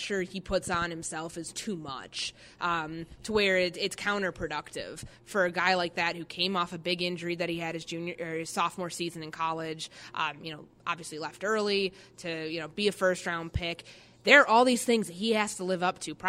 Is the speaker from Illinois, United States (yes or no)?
yes; Chicago, Illinois, United States; I'm from Chicago.